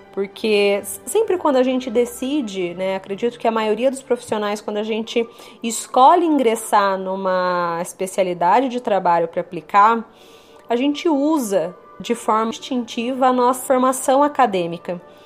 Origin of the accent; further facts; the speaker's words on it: São Paulo, Brazil; Sou da região aqui de São Paulo